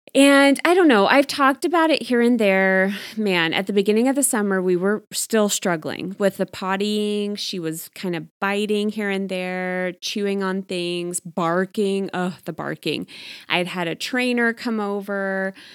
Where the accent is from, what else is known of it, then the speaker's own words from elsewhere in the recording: Texas, United States; now in Arizona, United States; I grew up in Texas